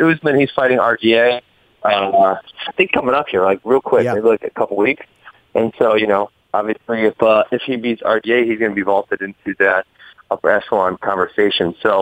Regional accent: Milwaukee, Wisconsin, United States; moved away as an adult; I grew up in Wisconsin. I was at Milwaukee and then I was gone for roughly 10 years, and now I'm back

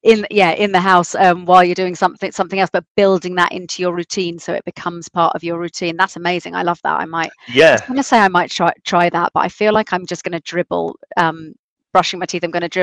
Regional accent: South East England, United Kingdom; I am from Sussex. There's the South Downs, so then they're not flat

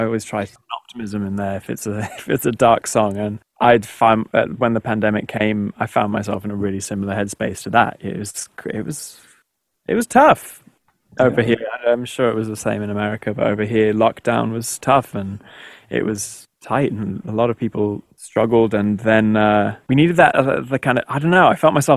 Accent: Texas, United States; I grew up in Texas, and there's a lot of, as a boy growing up in Texas

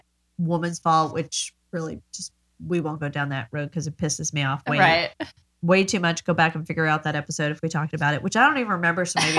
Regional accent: New York, United States; now in North Carolina, United States; I grew up in New York, and I didn't drive till 17.

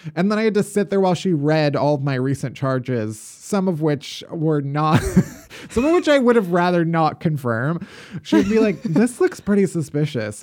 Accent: Chicago, Illinois, United States; now in New York, United States; having survived Chicago winters all my life. And now I live in New York

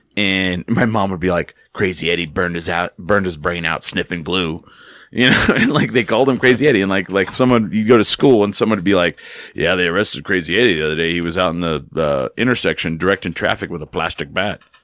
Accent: Clovis, New Mexico, United States; I grew up in a town, I grew up in Clovis, New Mexico

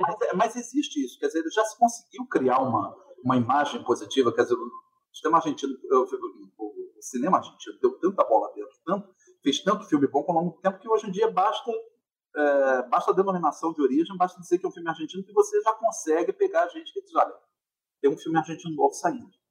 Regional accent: Rio de Janeiro, Brazil; eu sou carioca, então, assim, desde muito cedo, frequentando concertos eh, no, no, no Rio

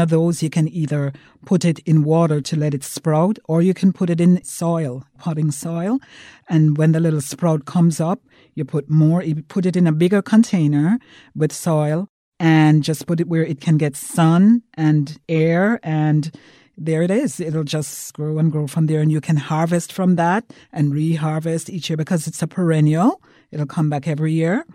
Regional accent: Jamaica; I'm from Jamaica

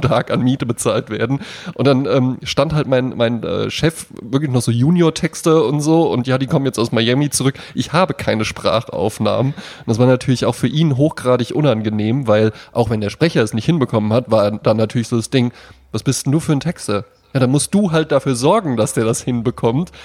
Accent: Central Hesse, Germany; ich komme ja aus Mittelfeld Mittelhessen

